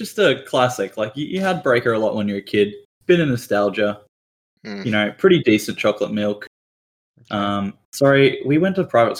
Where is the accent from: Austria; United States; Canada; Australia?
Australia